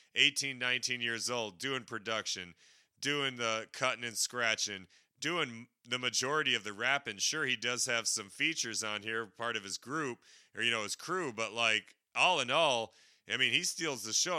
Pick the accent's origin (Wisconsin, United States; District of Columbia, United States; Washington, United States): Wisconsin, United States; I'm from Wisconsin